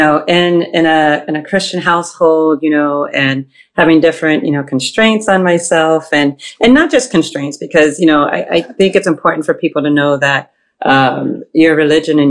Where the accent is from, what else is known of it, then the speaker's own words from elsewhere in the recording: Boston, Massachusetts, United States; also born or lived in Ohio; now in New York, United States; I was born in Ohio, grew up in Boston. I live in New York now